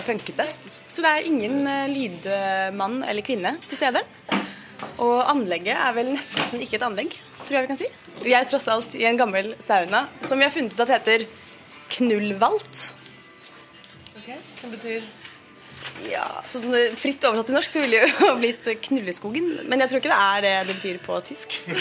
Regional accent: Oslo, Norway; moved away as an adult; now in Berlin, Germany; Jeg kommer fra Oslo og er veldig glad i Oslo

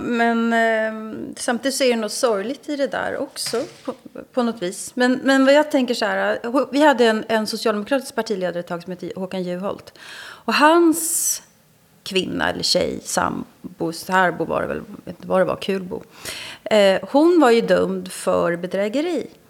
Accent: Sweden; Jag som svensk

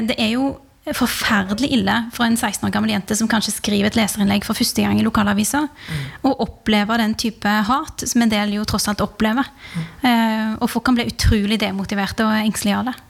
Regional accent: Rogaland, Norway; moved away; fra heimfylket mitt

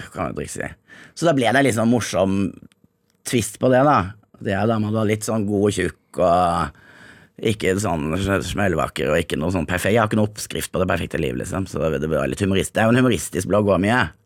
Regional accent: Grimstad, Agder, Norway; moved away as an adult; also born or lived in Jamaica; now in Zanzibar, Tanzania; hadde jeg vært hjemme i Grimstad

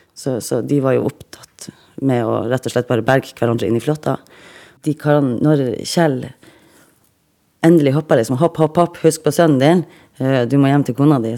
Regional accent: Reine, Nordland, Norway; Født og oppvokst på Rein i Lofoten, og jeg er 40 år.

